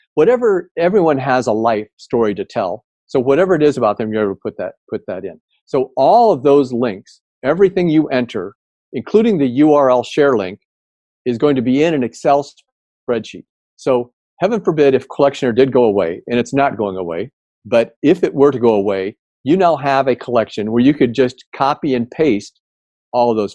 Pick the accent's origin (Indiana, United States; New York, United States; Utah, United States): Indiana, United States; I grew up in Indiana